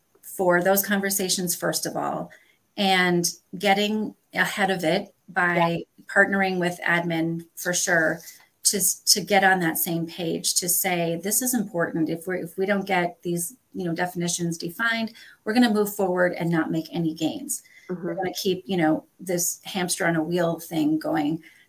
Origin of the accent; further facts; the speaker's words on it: Northern United States, United States; as a Northerner who came to the South, I can promise you, you all have a bunch of weird terms